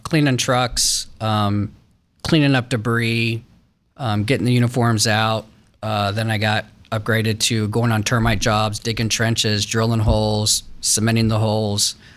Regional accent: Westerville, Ohio, United States; grew up in uptown Westerville, Westerville City Schools

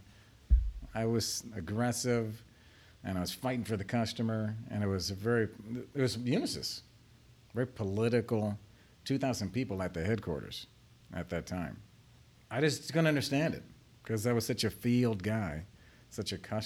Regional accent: Ashtabula, Ohio, United States; moved away; my hometown, little small town called Ashtabula.

